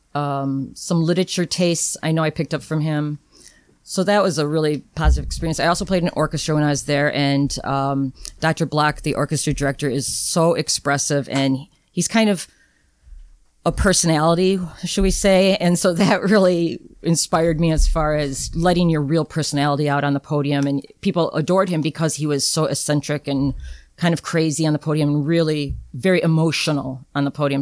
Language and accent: English; Rockford, Illinois, United States; I grew up in Rockford, but the advantage of that was my band director in junior high